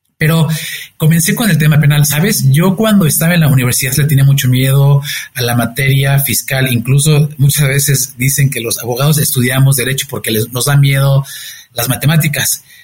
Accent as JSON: {"language": "Spanish", "country": "Mexico", "said": "soy un mexicano comprometido con México"}